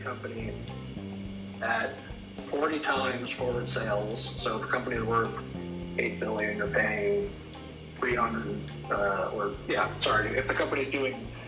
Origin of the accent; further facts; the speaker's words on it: New York, United States; I'm from New York originally